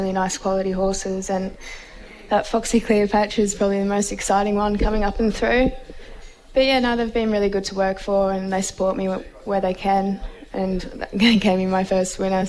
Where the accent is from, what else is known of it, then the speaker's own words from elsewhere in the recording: Melbourne, Victoria, Australia; also born or lived in Torquay, Victoria / City of Casey, Victoria; Primary school was around Melbourne area, Box Hill North, and then first few years of high school was in Torquay.